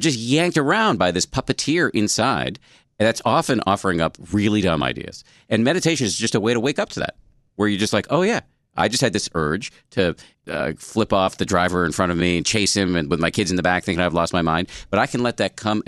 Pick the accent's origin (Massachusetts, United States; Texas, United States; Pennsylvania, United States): Massachusetts, United States; I was raised in the People's Republic of Massachusetts.